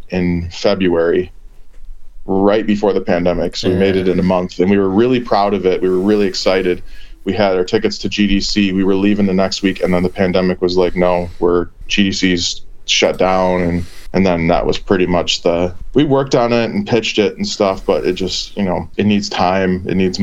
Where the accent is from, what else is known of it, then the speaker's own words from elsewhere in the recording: Minneapolis, Minnesota, United States; We're all from Minneapolis, and that's where I reside, is Minneapolis, Minnesota